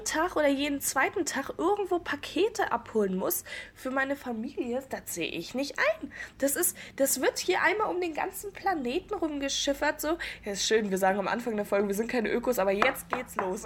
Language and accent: German; Rostock, Mecklenburg-Vorpommern, Germany; Bin ebenfalls 19 Jahre alt, komme ebenfalls aus Rostock